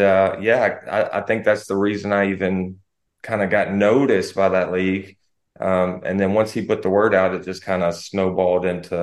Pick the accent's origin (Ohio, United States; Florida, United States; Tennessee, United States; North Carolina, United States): North Carolina, United States; Snow Camp; I grew up right outside of Burlington, North Carolina. It was, it's called Snow Camp